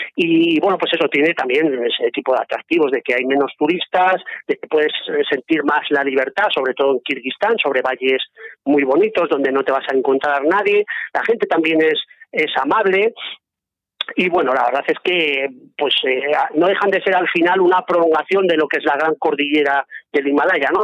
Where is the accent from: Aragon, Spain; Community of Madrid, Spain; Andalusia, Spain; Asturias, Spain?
Aragon, Spain; Zaragoza; moved away as an adult; now in Navarre, Spain; de Zaragoza y Aragonés, pues desde hace bastantes años resido en Navarra